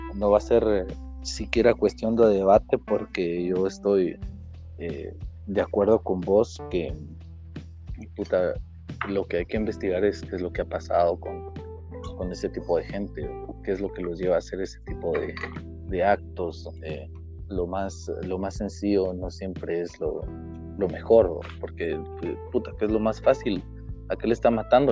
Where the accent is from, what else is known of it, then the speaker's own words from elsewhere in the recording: Guatemala; como guatemaltecos